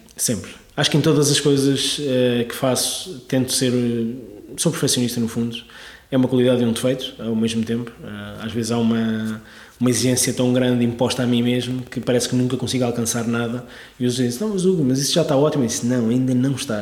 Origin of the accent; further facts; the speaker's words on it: Sintra, Lisbon, Portugal; also born or lived in Algarve / London / Barcelona; now in Lisbon, Portugal; vivi toda a minha vida em Sintra, é? na, zona de Sintra.